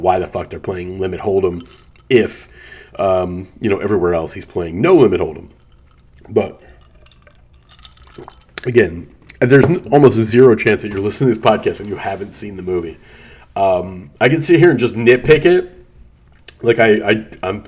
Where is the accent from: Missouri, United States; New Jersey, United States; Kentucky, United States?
New Jersey, United States; Atlantic City; I grew up in Atlantic City